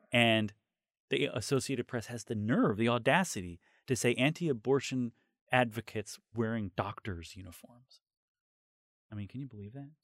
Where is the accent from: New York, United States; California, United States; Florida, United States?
New York, United States; As a New Yorker